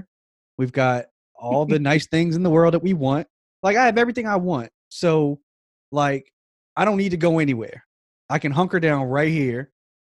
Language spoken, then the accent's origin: English; Frederick, United States; moved away; where I grew up at in Frederick, like, it was very isolated